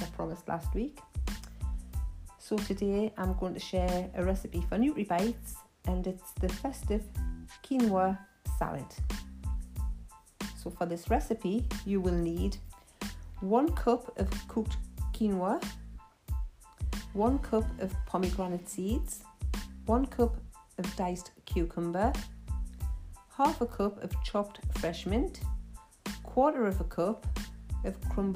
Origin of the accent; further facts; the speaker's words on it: Geordie, North East England, United Kingdom; accent: Geordie; my Geordie accent